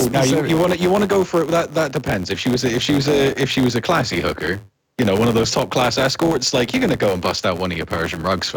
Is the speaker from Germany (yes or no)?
no; Plymouth, South West England, United Kingdom; I grew up actually most of my life in Plymouth